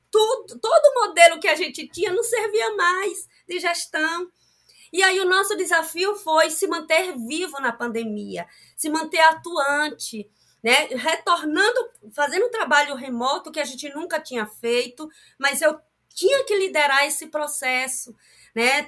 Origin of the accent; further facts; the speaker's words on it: Pindobaçu, Bahia, Brazil; eu sou de Pinobaçu